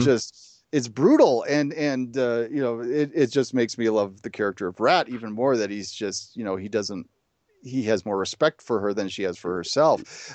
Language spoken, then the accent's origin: English; Chicago, Illinois, United States; I grew up in the Chicago area